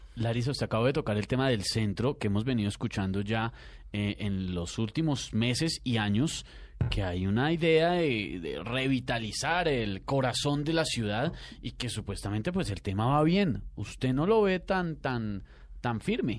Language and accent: Spanish; Bogotá, Colombia; uno está desmoralizado como bogotano